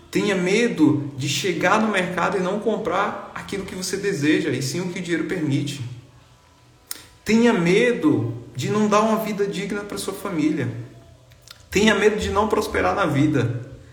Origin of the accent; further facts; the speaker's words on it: Bahia, Brazil; cara, eu sou lá do interior da Bahia, a cidade tem 10 mil habitantes, nunca andei de avião na vida.